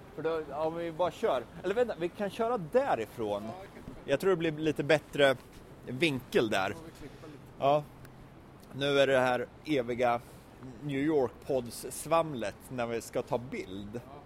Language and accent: Swedish; Sweden; som svensk har man ju … i blodet